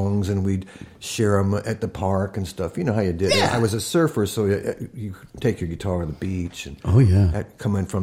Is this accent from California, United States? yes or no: yes; Los Angeles, California, United States; also born or lived in Dakota; now in Nashville, United States; I was very young, and I grew up in Los Angeles